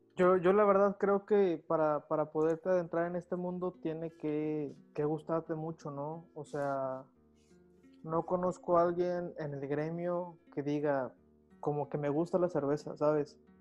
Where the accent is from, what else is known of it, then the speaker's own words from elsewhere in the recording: Monterrey, Nuevo León, Mexico; en mi caso, y creo que probablemente todos así como regios